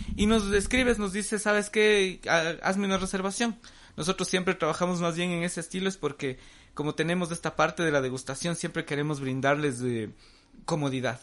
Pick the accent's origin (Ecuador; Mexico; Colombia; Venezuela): Ecuador; el Ecuador, nosotros como ecuatorianos